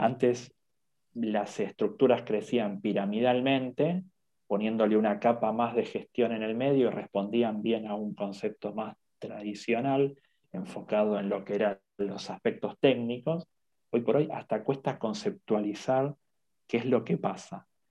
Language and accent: Spanish; Argentina; soy de Argentina